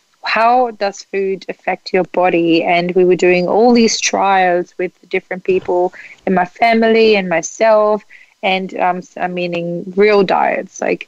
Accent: Germany; moved away; I grew up in Germany

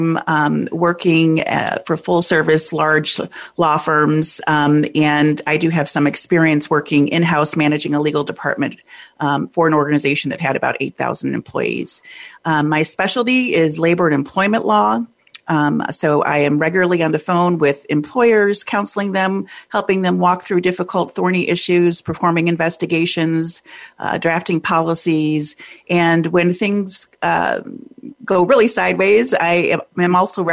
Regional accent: Detroit, Michigan, United States; I'm originally from Detroit, born and bred there.

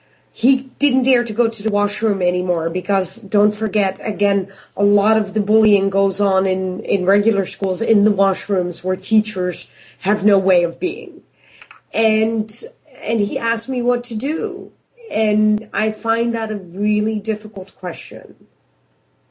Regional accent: Canada; I'm from Canada

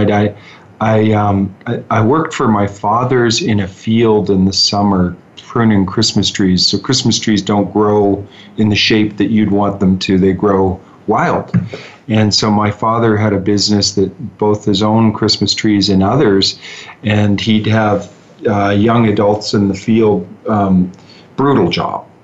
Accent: Huntsville, Ontario, Canada; also born or lived in Utah / New York; now in Calgary, Canada; I'm from a little town north of Toronto, a couple hours, a town of 3,000 people, and uh, it's called Huntsville. It's in the, the Lake Country, referred to as Muskoka in Ontario grew up there

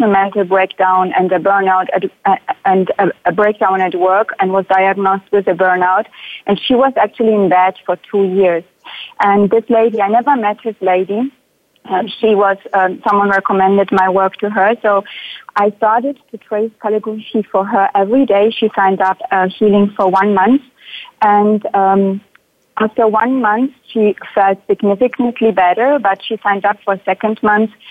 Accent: Germany; now in Sweden; I am originally from Germany, but I live in Sweden now.

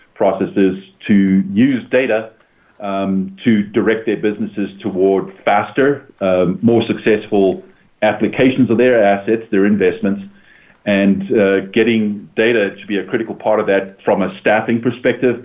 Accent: United States; as Americans, as American residents

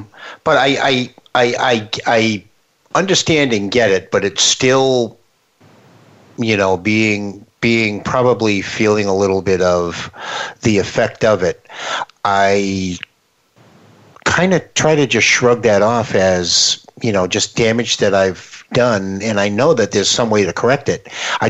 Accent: Ireland; because I'm Irish and I will deal with this for the rest of my life.

